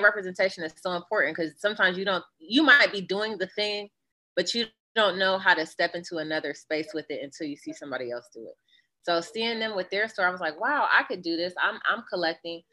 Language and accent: English; Northeast Ohio, United States; now in Philadelphia, United States; I was born and raised in Northeast Ohio